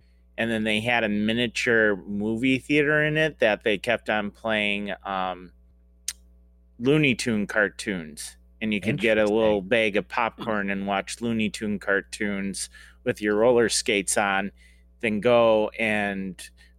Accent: Michigan, United States; born there; I mean, I was born in Michigan, lived in Minnesota for a couple years

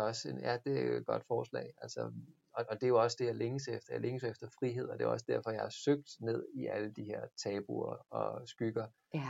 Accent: Stevns, Zealand, Denmark; Jeg voksede op Ja. på Stevns

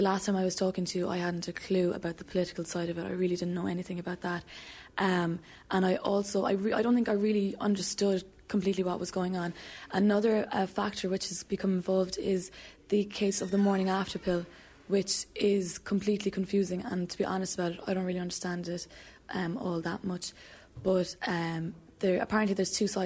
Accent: Cork, Munster, Ireland; also born or lived in Limerick; I'm from Cork, and I'd have to register in Limerick

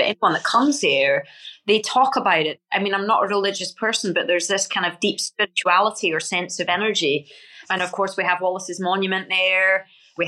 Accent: Scotland, United Kingdom; being Scottish, right, and growing up in that environment where we're the underdogs

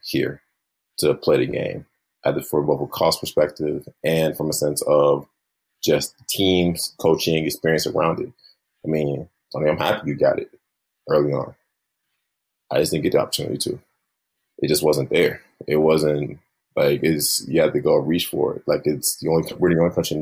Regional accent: the South, United States; growing up in the South

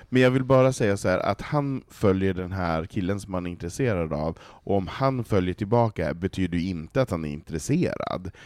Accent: Västerbotten County, Sweden; Jag kommer ju för fan från Västerbotten.

